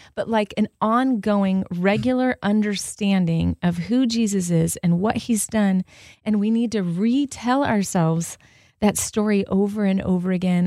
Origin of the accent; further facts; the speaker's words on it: Southern California, United States; I grew up in Southern California with diversity